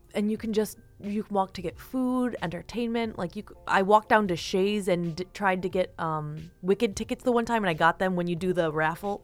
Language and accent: English; Eden, New York, United States; I grew up in Eden